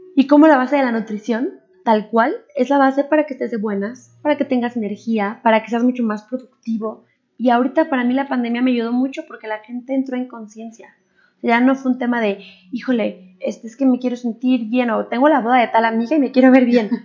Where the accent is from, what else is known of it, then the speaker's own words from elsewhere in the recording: Mexico; also born or lived in Japan; yo era la exótica mexicana